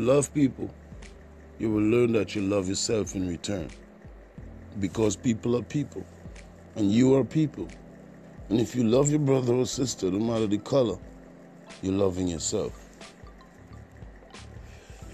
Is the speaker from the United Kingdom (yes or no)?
no; Trinidad & Tobago; also born or lived in Jamaica; I'm from the Caribbean. I was born in Trinidad and Tobago, grew up, spent some time in Jamaica by my other family members, so I do have an accent